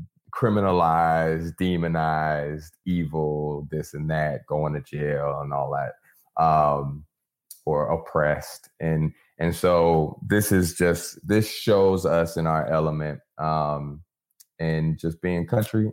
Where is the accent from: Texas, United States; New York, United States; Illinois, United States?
Texas, United States; near Galveston; Galveston, Texas, about 30 minutes outside of where I grew up